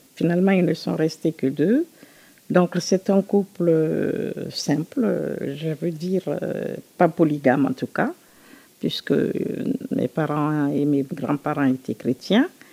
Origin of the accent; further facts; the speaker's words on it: Conakry, Guinea; J'ai grandi en Guinée, mon pays euh, d'origine. Je suis guinéenne, évidemment. Et j'ai grandi à Conakry